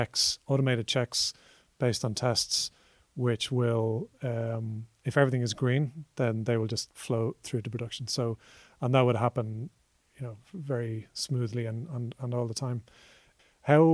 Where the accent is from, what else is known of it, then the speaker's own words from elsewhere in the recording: Ireland; as an Irish person